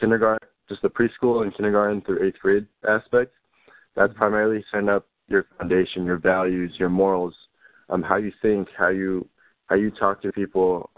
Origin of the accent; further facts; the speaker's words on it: California, United States; I grew up in the South Bay area, and then I moved a lot of times, and then I finished up here in North Park